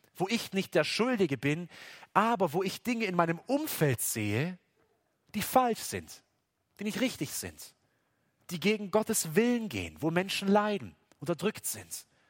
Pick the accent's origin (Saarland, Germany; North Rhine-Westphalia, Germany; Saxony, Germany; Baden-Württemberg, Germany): Baden-Württemberg, Germany; selbst bei uns in Baden-Württemberg